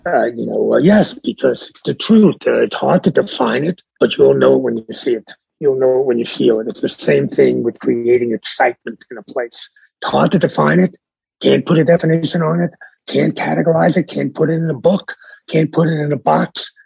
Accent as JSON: {"language": "English", "town": "New York City", "region": "New York", "country": "United States", "tie": "born or raised there", "also_born_or_lived": "Bronx, New York / Miami, Florida", "said": "I was born in the Bronx. Yeah. Uh, I was raised in Brooklyn. I now live in Manhattan"}